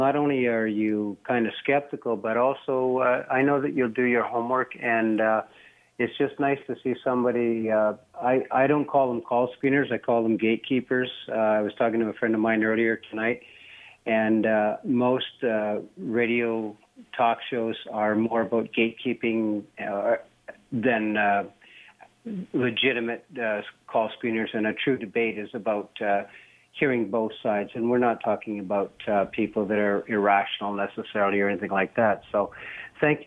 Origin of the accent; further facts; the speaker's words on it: Canada; being a Canadian